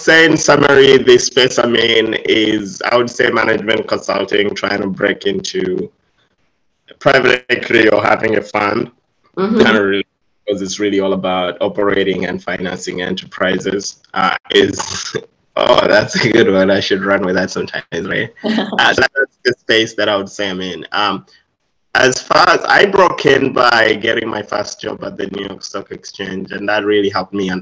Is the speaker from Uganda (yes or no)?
yes; Uganda; I'm originally from Uganda, East Africa